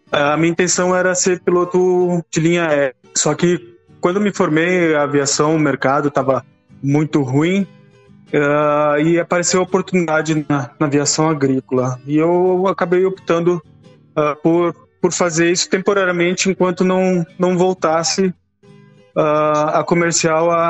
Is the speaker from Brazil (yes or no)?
yes; Rio Grande do Sul, Brazil; Não, não, sou gaúcho.